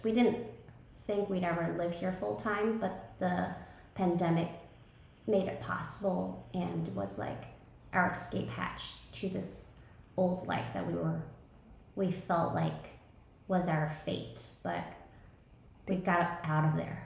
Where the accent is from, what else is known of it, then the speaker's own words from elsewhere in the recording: New York City, New York, United States; moved away as an adult; now in Tulum, Mexico; I grew up, I was born and raised in Brooklyn, New York, and I thought I would be there forever